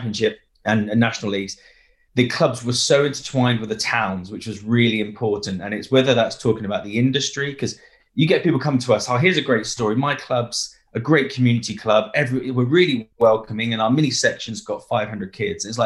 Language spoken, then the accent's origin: English; Brixham, South West England, United Kingdom; I'm from Brixham in Devon